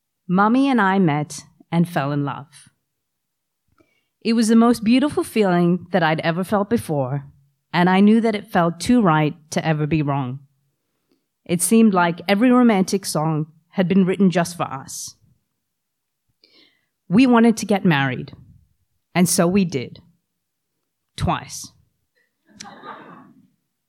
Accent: New South Wales, Australia; also born or lived in Canada; I was born in Canada, but grew up in Australia

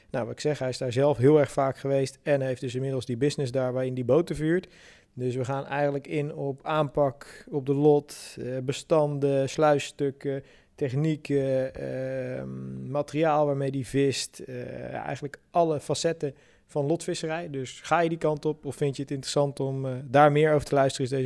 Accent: Sassenheim, South Holland, Netherlands; now in Moerkapelle, Netherlands; Ik ben opgegroeid in de Boddenstreek in Sassenheim.

